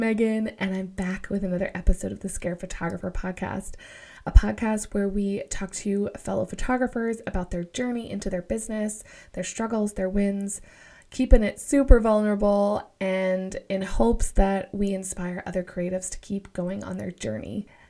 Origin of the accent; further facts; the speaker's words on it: Vancouver, British Columbia, Canada; you're like, oh, I'm also from Vancouver.